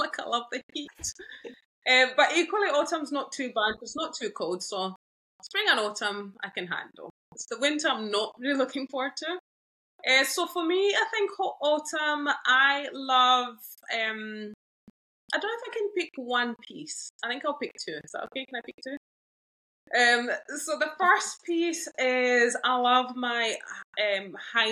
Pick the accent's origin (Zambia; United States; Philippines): Zambia; moved away as an adult; I was raised up in Zambia. Yeah, so I moved here when I was 17